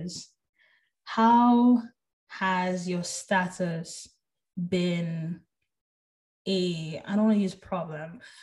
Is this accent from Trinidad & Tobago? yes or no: yes; Trinidad & Tobago; moved away as an adult; now in United States; I was born in Trinidad